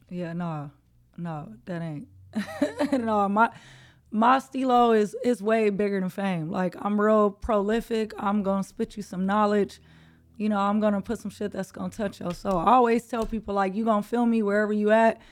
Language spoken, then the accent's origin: English; Los Angeles, California, United States; I'm born and raised in Los Angeles, California, uh, South Central to be exact